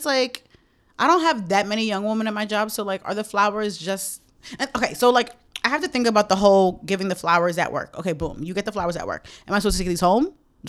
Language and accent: English; New York City, New York, United States; the Applebee's in Fresh Meadows, where I grew up in Queens.